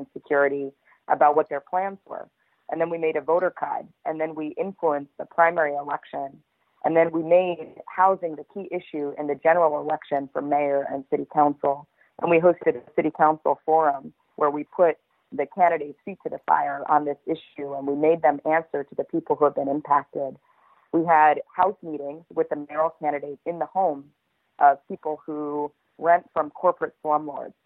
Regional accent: Kansas City, United States; moved away as an adult; I'm from Kansas City. I grew up here

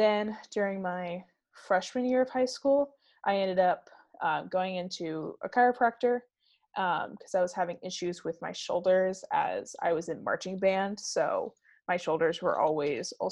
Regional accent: Kyle, Texas, United States; also born or lived in Belleview, Florida; I grew up pretty much split between Kyle, Texas and Belleville, Florida

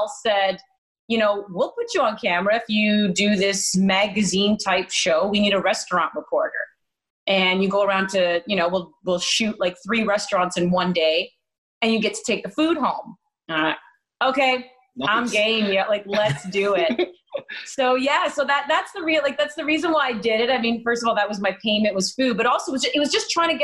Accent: Maple, Ontario, Canada; from Maple, yes, I'm from the York Region area. That is where I am from.

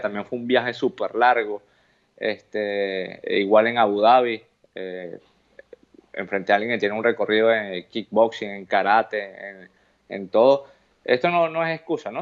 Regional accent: Venezuela; moved away; mi bandera de donde vengo, del país de donde soy

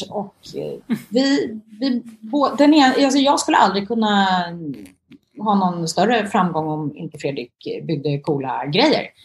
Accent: Sweden; now in abroad; Eh, ja, men Sverige är ju, jag är ju svensk.

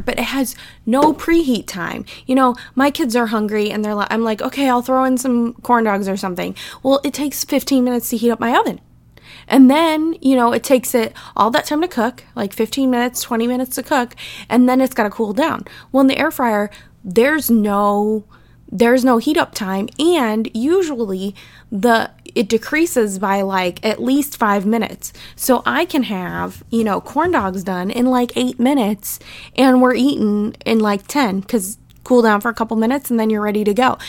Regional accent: Midwest, United States; I'm from the Midwest

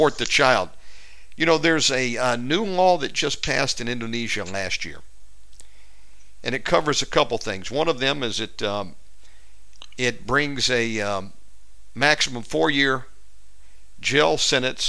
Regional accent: United States; being an American

